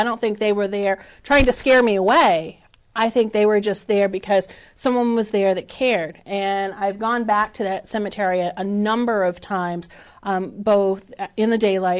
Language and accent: English; Northampton Amherst area, Western Massachusetts, United States; I grew up in the Northampton Amherst area